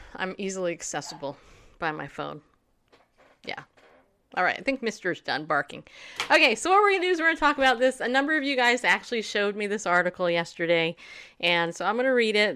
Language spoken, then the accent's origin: English; California, United States; also born or lived in New York; now in Middle Tennessee, United States; Grew up in California